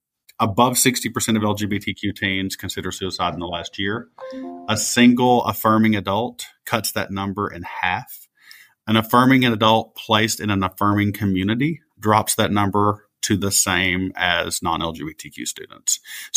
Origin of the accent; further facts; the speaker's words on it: Appalachia, United States; That did not exist for me as an Appalachian.